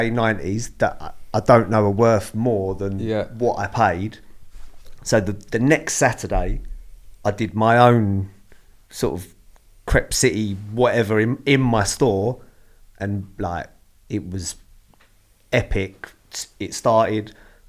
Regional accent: London, United Kingdom; No, I'm actually from Lewisham.

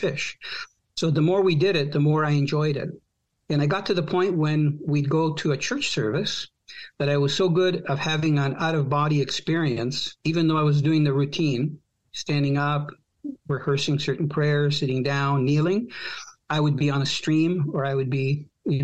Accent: Croatia; now in Canada; I was born from a country that doesn't exist. And that country was former Yugoslavia. So technically, I'm Croatian now

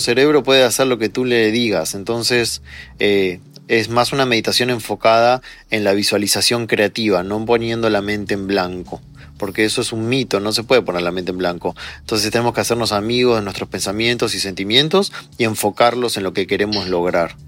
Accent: Argentina; moved away as an adult; also born or lived in Chile; now in Mexico; nací en Argentina, luego viví un año en Chile y de ahí nos vinimos a México con mi esposa y mi hijo

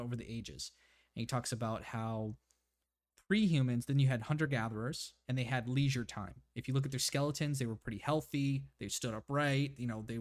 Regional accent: Hawaii, United States; moved away; I was born in Hawaii

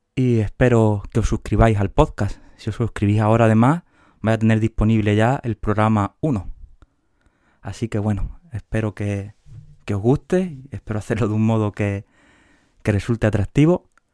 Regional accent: Huelva, Andalusia, Spain; moved away as an adult; now in Seville, Spain; de Huelva, aunque ahora que pienso, casi los últimos 15 años he estado en Sevilla

